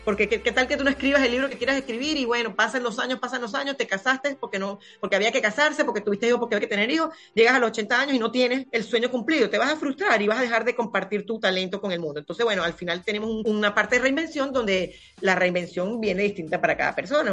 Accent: Punto Fijo, Falcón, Venezuela; moved away; acá en Punto Fijo, que es mi ciudad natal

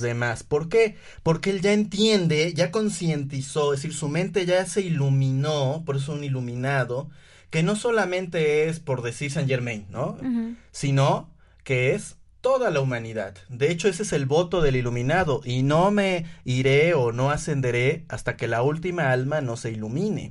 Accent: Puebla, Mexico; en que soy hombre, en que soy poblano

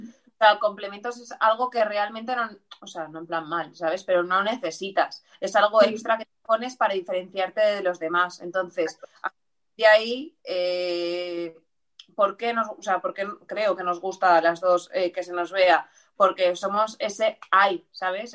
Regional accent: Valencia, Valencian Community, Spain; de aquí también de, Valencia, del barrio del Carmen

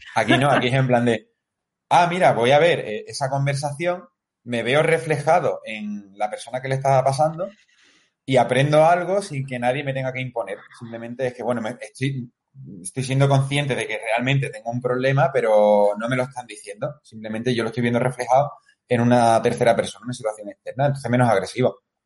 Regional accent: Seville, Andalusia, Spain; soy de Sevilla.

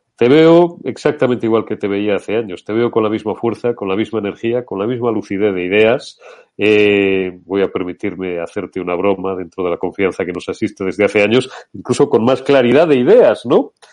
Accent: Castile, Spain; first language Spanish; Yo, que soy castellano, soy monolingüe

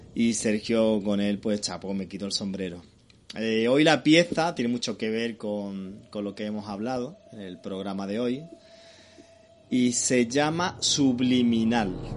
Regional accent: Málaga, Andalusia, Spain; los que somos de Mala

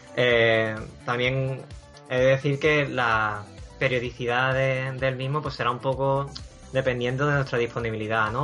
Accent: Huelva, Andalusia, Spain; also born or lived in China; now in England; provengo de, de Huelva, allí fue donde nací, aunque he vivido en, en China y actualmente resido en Inglaterra

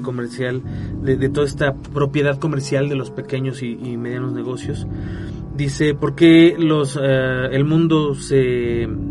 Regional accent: Mexico; como mexicanos

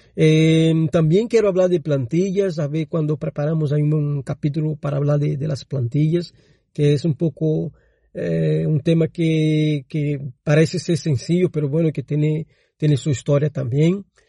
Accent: Brazil; Spanish is a second language; moved away; yo soy brasileño

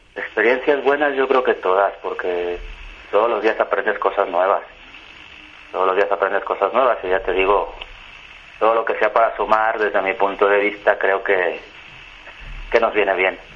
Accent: Mexico; now in Valencia, Spain; soy un chico mexicano, de origen español, que vivo desde hace mucho tiempo en España, en Valencia

